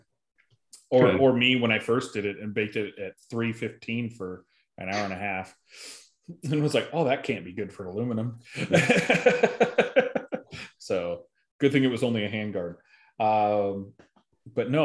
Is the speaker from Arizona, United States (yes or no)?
yes; Arizona, United States; I'm from Arizona